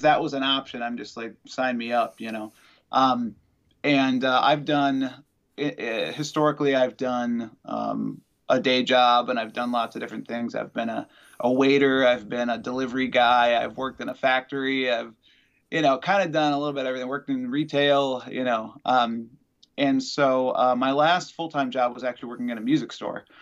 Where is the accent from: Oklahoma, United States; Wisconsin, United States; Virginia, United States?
Wisconsin, United States; also born or lived in Madison, Wisconsin; I'm from Wisconsin